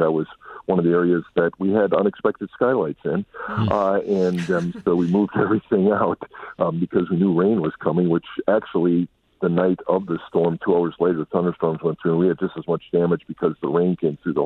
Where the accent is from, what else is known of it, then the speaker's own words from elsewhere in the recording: Midwest, United States; moved away as an adult; also born or lived in Milwaukee, Wisconsin; now in Dallas, United States; I'm from the Midwest. I was in the Milwaukee area for 26 years before coming down here to take this this call.